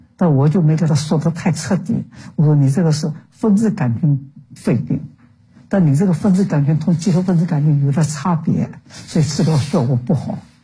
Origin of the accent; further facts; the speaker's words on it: Shanghai, China; moved away as an adult; also born or lived in Beijing; 因为我在旧上海长大的